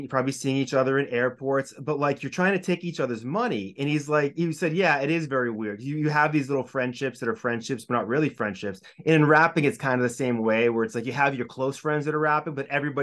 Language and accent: English; Hopkinton, Massachusetts, United States; I grew up in Hopkinton, so I know the marathon very well